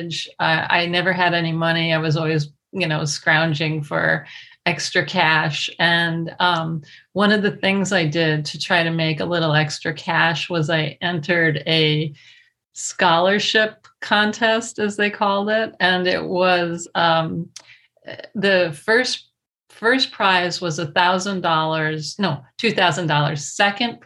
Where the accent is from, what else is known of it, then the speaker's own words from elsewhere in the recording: United States; I was raised in the United States with an American mother